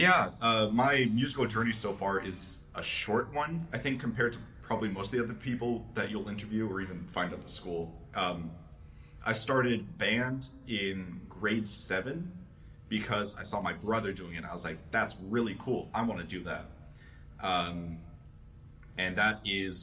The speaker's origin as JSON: {"language": "English", "town": "Calgary", "region": "Alberta", "country": "Canada", "tie": "born or raised there", "moved": "as an adult", "lives_now": "Toronto, Canada", "said": "I'm not from the States, for clarification. I've spent my entire life in Canada"}